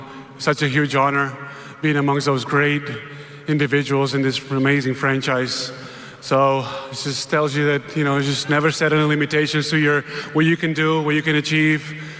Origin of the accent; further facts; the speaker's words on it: Spain; moved away; As a kid growing up in Spain